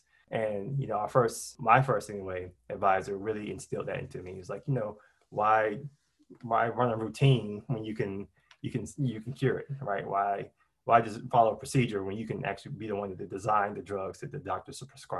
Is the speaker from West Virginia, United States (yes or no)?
no; Charlotte, North Carolina, United States; moved away as an adult; also born or lived in Pittsburgh, Pennsylvania; now in Pasadena, United States; I grew up outside of Charlotte with both my parents, and I have an older brother and an older sister. So I'm the youngest of my siblings.